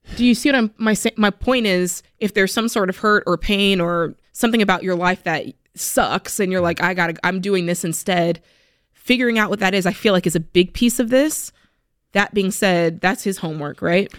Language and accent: English; South Florida, United States; moved away; I'm from South Florida